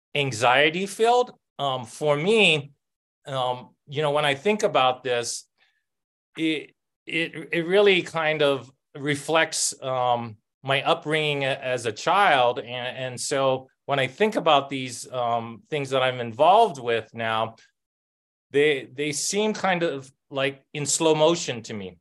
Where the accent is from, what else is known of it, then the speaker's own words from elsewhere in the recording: Oahu, Hawaii, United States; now in New Mexico, United States; I grew up um, in a public housing, um, one of the rougher ones in um, Oahu